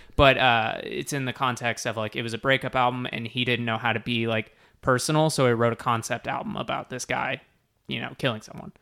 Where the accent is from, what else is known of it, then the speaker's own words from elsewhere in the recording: Texas, United States; we're all from Texas